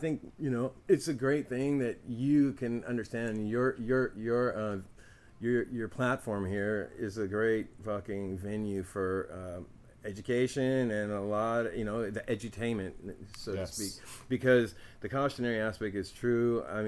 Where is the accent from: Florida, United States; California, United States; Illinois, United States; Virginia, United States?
California, United States; Oakland; And I've always suspected and seen this and experienced stuff with this growing up in East Oakland.